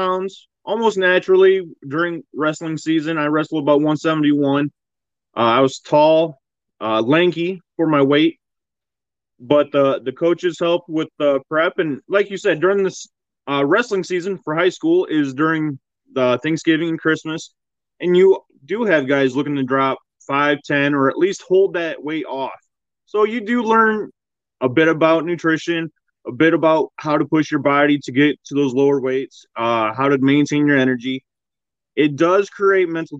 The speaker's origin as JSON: {"language": "English", "region": "a small town in Southwest Michigan", "country": "United States", "tie": "born or raised there", "said": "Grew up in a small town, Southwest Michigan. Closest town anyone would know is probably Kalamazoo or South Haven"}